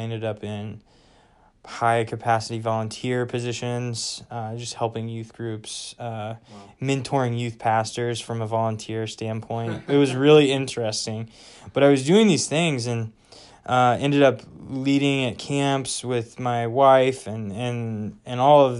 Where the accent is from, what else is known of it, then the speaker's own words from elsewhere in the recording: Midwest, United States; We're from the Midwest, but we were out in West Virginia for my wife's master's degree.